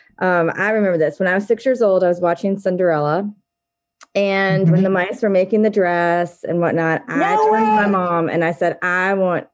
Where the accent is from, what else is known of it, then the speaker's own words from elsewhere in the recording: Charlotte, North Carolina, United States; moved away as an adult; now in Charleston, United States; I am from Charlotte originally, okay. Charlotte, North Carolina, which is a different state.